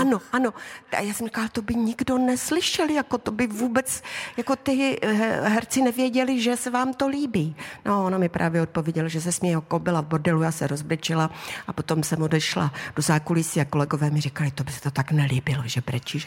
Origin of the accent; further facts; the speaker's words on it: Havířov, Moravian-Silesian Region, Czechia; moved away as an adult; also born or lived in Karviná; now in Olomouc, Czech Republic; tam jsem žila do 23 let. A prostě já tím srdcem jsem pořád ta havířovačka